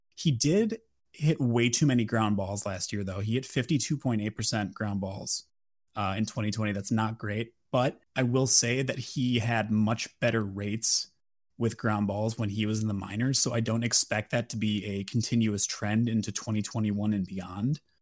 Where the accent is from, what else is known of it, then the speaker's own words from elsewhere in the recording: Wisconsin, United States; since I'm from Wisconsin